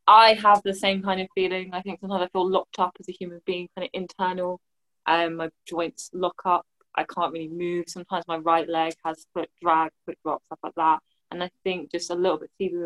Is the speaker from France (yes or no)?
no; England, United Kingdom; I'm English